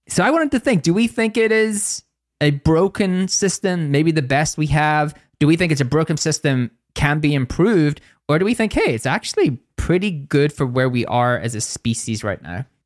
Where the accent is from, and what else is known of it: Northern Ireland, United Kingdom; accent: Northern Irish